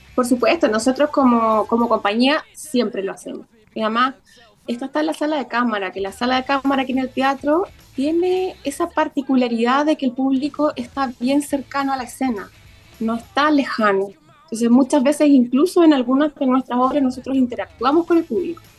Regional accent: Concepción, Biobío, Chile; yo como directora también soy penquista

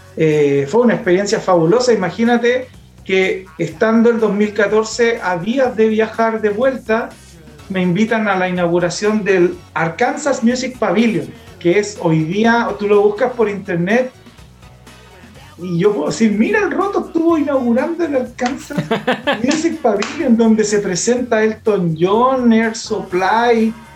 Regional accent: Coronel, Biobío, Chile; moved away as an adult; also born or lived in Lota / Los Ángeles / Chillán; now in Talca, Chile; yo soy nacido en Lota, avecindado en Coronel, donde viví toda la vida en Coronel

